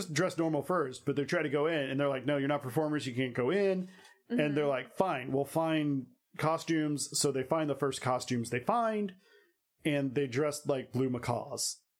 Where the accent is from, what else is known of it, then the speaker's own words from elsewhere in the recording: Minnesota, United States; It's like, I don't shake my tushy. I'm from Minnesota.